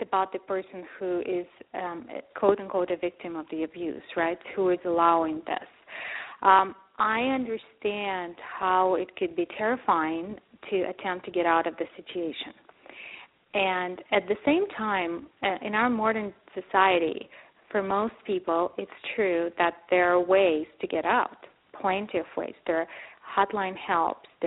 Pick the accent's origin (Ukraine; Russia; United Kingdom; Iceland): Ukraine; moved away; I grew up in Ukraine and actually, frankly, in Soviet Union